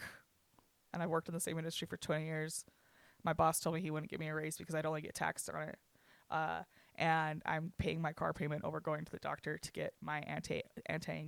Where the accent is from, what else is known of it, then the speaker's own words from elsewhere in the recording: United States; I'm an American